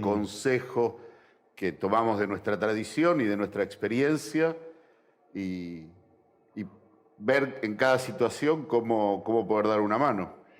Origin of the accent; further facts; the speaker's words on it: Argentina; nosotros como argentinos